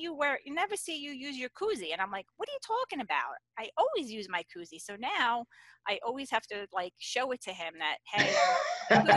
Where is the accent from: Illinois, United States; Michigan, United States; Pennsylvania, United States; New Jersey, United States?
New Jersey, United States; So I'm from New Jersey, and in New Jersey, they don't sell beer in the food stores